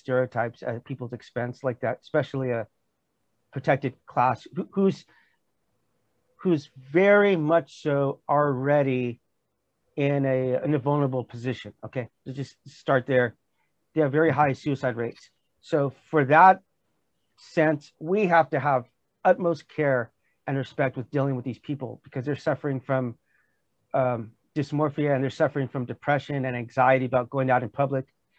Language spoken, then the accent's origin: English; United States; moved away as an adult; now in South Korea; as an American